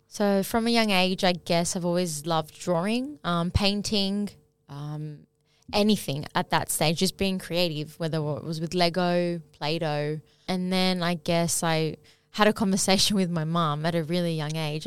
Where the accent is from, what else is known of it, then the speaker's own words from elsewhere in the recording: Sydney, New South Wales, Australia; growing up in Sydney